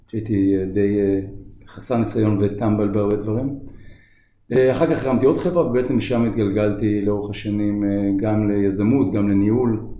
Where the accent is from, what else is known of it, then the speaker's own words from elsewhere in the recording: Tel Aviv, Tel Aviv District, Israel; נולדתי בתל אביב, גדלתי באזור בבלי.